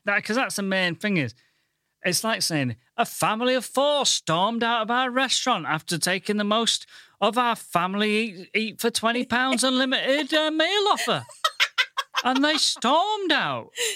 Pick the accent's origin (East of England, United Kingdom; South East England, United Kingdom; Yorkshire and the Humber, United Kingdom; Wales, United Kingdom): Yorkshire and the Humber, United Kingdom; Goole; now in London, United Kingdom; I'm from the Thinking Man's Pontefract, Goole